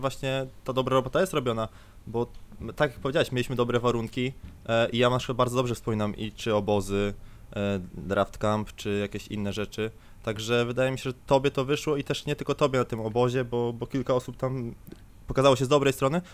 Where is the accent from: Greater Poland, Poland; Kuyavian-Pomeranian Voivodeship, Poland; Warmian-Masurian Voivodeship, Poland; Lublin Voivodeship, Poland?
Kuyavian-Pomeranian Voivodeship, Poland; Grudziądz; jestem z Grudziądza